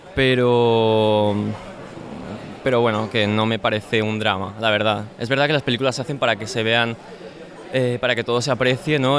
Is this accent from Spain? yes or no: yes; Spain; como españoles